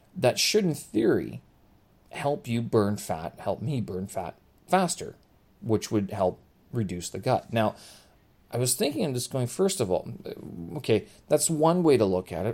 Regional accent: Winnipeg, Manitoba, Canada; moved away as an adult; now in Beijing, China; my hometown of Winnipeg

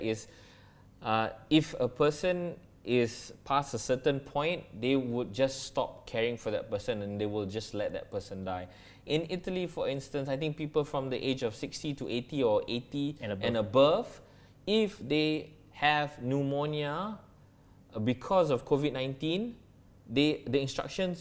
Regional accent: Malaysia; I'm a Malaysian

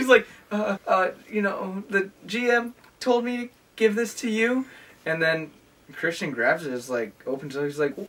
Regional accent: Dominican Republic; I'm from the Dominican.

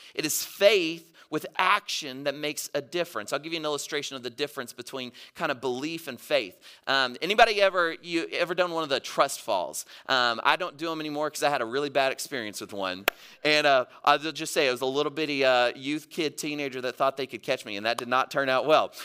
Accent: Mississippi, United States; moved away; I grew up in Mississippi

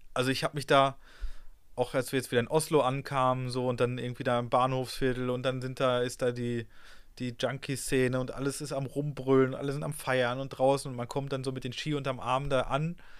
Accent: Ruhr area, North Rhine-Westphalia, Germany; ich komme ja aus dem Ruhrgebiet

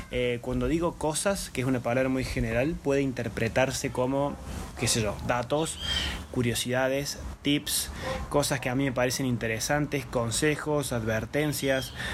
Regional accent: Argentina; quizá porque soy argentino y por ahí dejo un poco por abajo las ciudades turísticas de Argentina

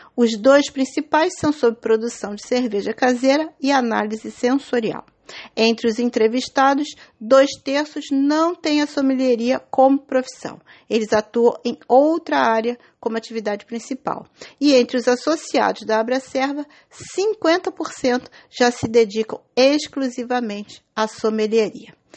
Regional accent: Niterói, Rio de Janeiro, Brazil; Da minha terrinha, Niterói

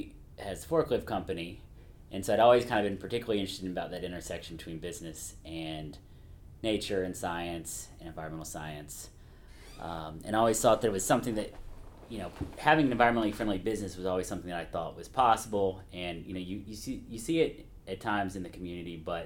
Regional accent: Nashville, Tennessee, United States; I grew up in Nashville

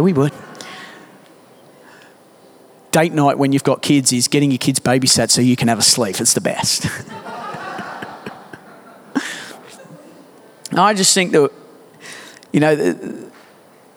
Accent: Australia

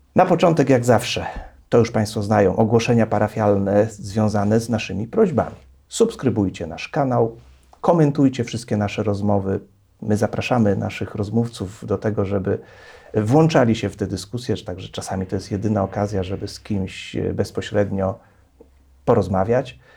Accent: Poznań, Greater Poland, Poland; ja z Poznania

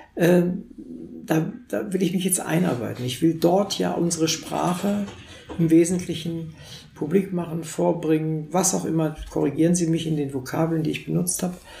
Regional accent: Wolfenbüttel, Lower Saxony, Germany; moved away; ich komme aus Wolfenbüttel, das ist 40 okay. Kilometer von der Grenze entfernt. Wir waren auch im, im, Grenzland sozusagen, da bin ich aufgewachsen.

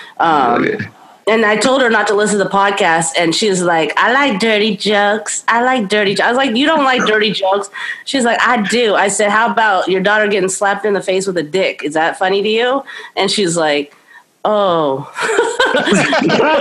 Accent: United States; I'm American

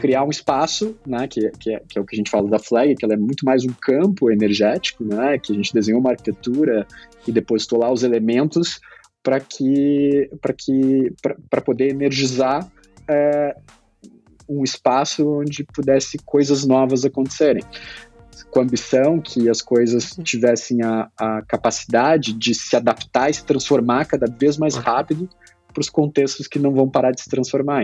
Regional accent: Pelotas, Rio Grande do Sul, Brazil; sou do interior do Grande Sul, né? Nasci em Pelotas, hum. lá no interior do interior do Grande do Sul

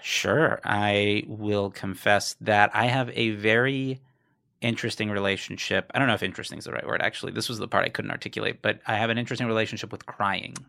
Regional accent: South Florida, United States; moved away; I'm originally from South Florida.

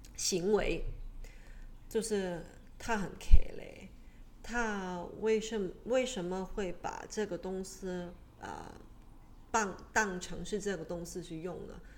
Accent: Hong Kong; 我们香港

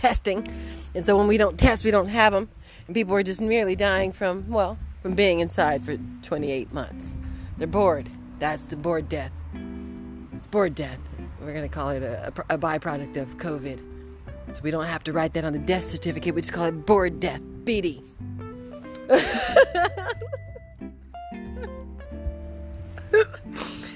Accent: California, United States; moved away; I'm from Cali

